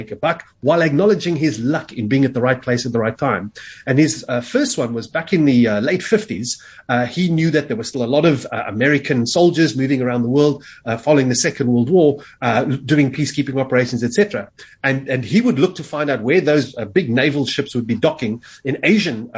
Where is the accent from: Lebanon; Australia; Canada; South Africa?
South Africa; I happen to say South Africa